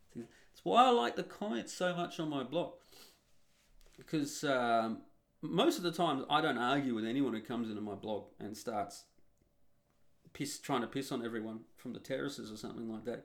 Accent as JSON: {"language": "English", "country": "Australia", "tie": "born or raised there", "moved": "yes", "said": "growing up and living in being an Australian. And a real Australian too"}